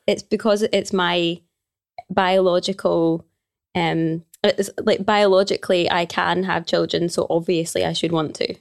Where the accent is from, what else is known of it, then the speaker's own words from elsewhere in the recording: Glasgow, Scotland, United Kingdom; I am from Glasgow, born and raised in Glasgow.